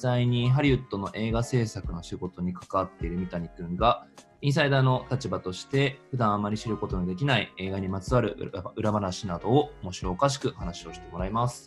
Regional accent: Hokkaido, Japan; now in Tokyo, Japan; 私北海道出身今は東京でベンチャー企業を経営している

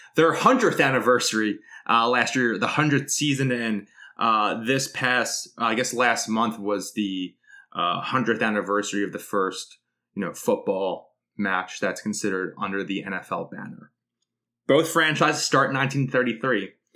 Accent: Philadelphia, Pennsylvania, United States; growing up in South Philly

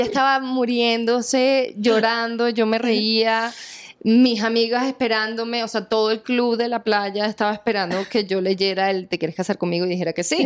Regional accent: Venezuela; moved away as an adult; now in Colombia; mi tierra, Venezuela

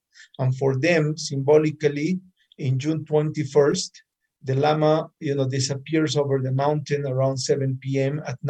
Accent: Ollantaytambo, Cusco, Peru; moved away; I am from the Sacred Valley. I was born on the side, a little bit on the side of the Sacred River.

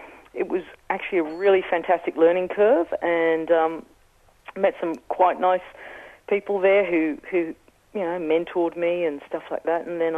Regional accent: England, United Kingdom; accent: Australian; now in Australia; I have an Australian accent, I grew up in England

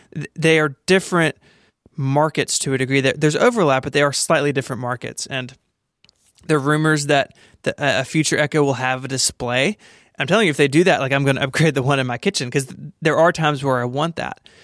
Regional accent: Tennessee, United States; I'm from Tennessee

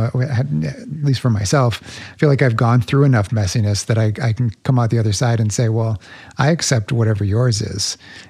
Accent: Midwest, United States; We don't culturally, at least growing up in the Midwest, especially

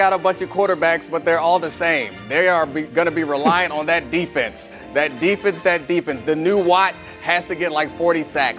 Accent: Baltimore, Maryland, United States; I grew up in Baltimore

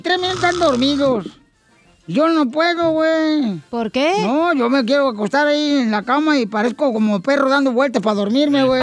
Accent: Guasave, Sinaloa, Mexico; Yo soy de Guasave, Sinaloa

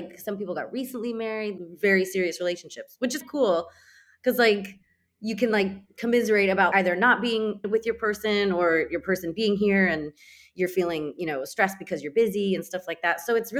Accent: California, United States; I'm from California

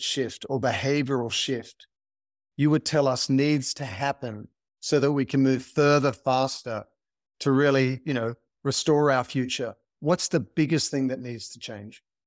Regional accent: Australia; growing up in Australia

